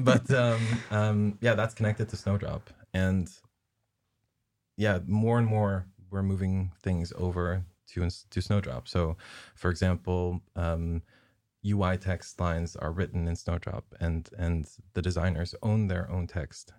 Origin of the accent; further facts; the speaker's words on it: southern Netherlands, Netherlands; moved away; I'm basically from the, the Skåne of, of Holland